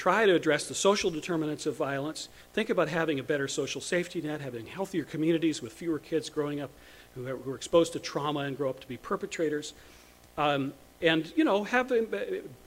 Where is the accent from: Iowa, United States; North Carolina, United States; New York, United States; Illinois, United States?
North Carolina, United States; Chapel Hill; in North Carolina, in my hometown